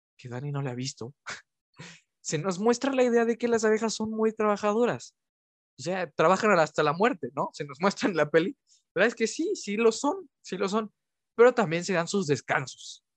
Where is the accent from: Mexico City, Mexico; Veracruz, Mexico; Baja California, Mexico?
Veracruz, Mexico; Orizaba; moved away; cuando era pequeño, yo vivía en Orizaba